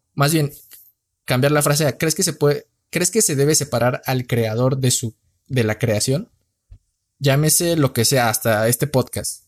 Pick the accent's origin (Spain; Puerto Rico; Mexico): Mexico; morenito, soy mexicano